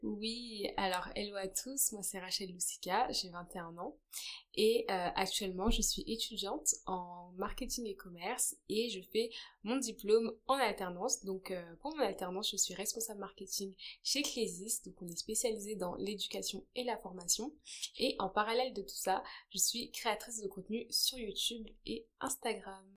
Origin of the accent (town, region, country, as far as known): France; born or raised there; also born or lived in Brazzaville, Republic of the Congo